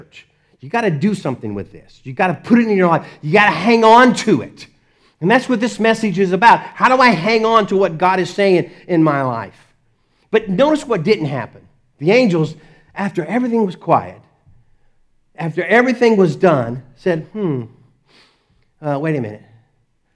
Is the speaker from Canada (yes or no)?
no; Dallas, Texas, United States; I grew up in Dallas